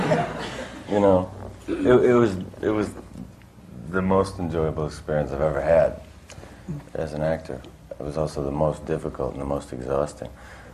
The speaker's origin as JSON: {"language": "English", "town": "Chicago", "region": "Illinois", "country": "United States", "tie": "born or raised there", "said": "In Chicago. Mm-hmm. In Chicago."}